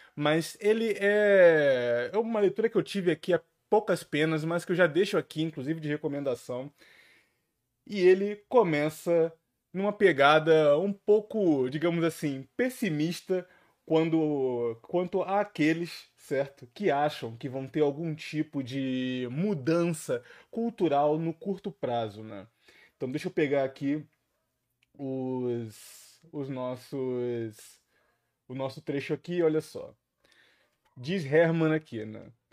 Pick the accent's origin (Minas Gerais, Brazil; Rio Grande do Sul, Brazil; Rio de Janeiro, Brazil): Rio de Janeiro, Brazil; aqui no Rio de Janeiro. Olha aqui minha terra natal sendo bem representada.